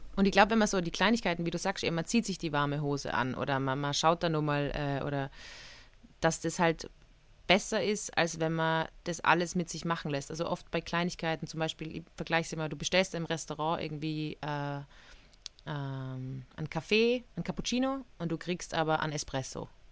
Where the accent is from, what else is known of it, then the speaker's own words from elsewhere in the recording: Innsbruck, Tyrol, Austria; Ich bin ja aufgewachsen in Tirol, in Innsbruck